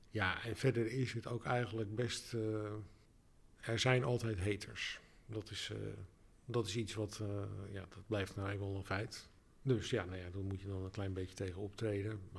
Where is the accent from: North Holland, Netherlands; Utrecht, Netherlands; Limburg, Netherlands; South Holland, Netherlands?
North Holland, Netherlands; Alkmaar; also born or lived in Amsterdam; now in Rotterdam, Netherlands; nee ik kom oorspronkelijk uit Alkmaar. En ik heb zelfs ook nog acht jaar in 020 gewoond, want daar heb ik gestudeerd. Ik woon nu eigenlijk, eh, denk ik, uh, eh, 13 jaar in Rotterdam.